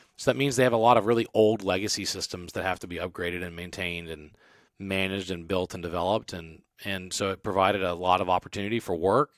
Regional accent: Baton Rouge, Louisiana, United States; moved away; I'm from Baton Rouge

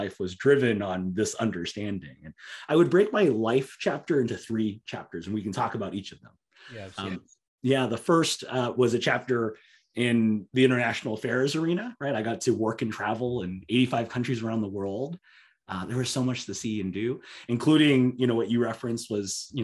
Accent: Southern California, United States; growing up in Southern California

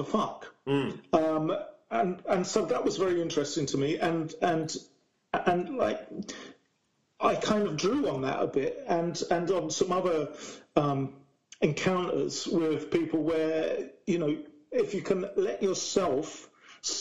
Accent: Essex, East of England, United Kingdom; now in Brighton, United Kingdom; I grew up in Essex, not in Basildon in Essex

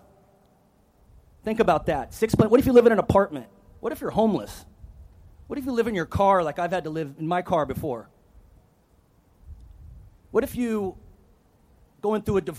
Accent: Monterey County, California, United States; also born or lived in Oregon; my hometown of Monterey County

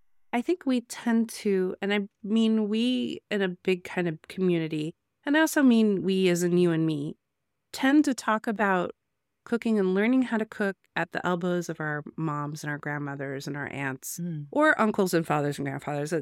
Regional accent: United States; I'm not a South African. I am an American

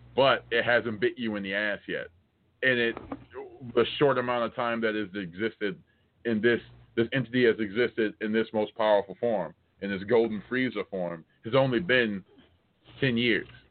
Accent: United States; I'm American

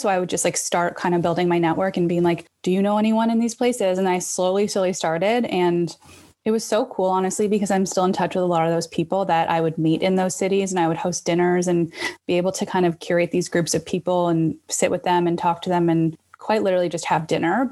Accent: Toronto, Ontario, Canada; also born or lived in Vancouver / Halifax / New York; I was born and raised in Toronto

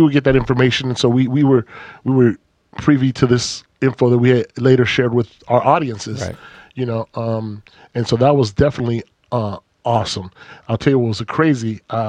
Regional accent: California, United States; Growing up in the Bay Area, you either listen to KMEL or you listen to Wild.

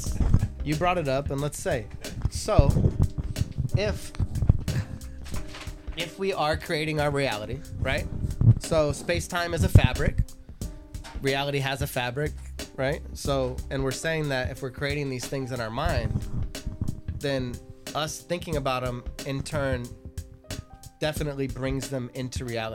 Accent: Los Angeles, California, United States; I'm from Reseda.

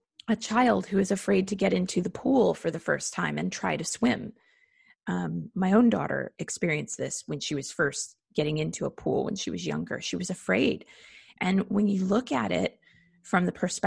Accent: United States; being an American

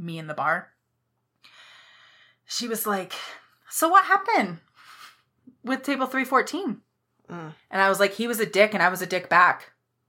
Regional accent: Nacogdoches, Texas, United States; I am from Texas. I live there. I was born in Nacogdoches

